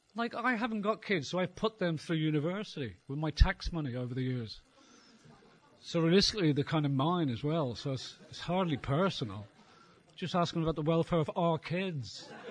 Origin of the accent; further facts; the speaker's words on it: Ireland; being Irish